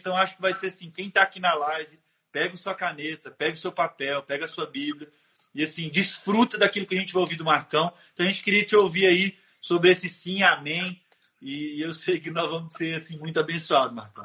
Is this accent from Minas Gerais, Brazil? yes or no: yes; Timóteo, Minas Gerais, Brazil; Eu sou de Timóteo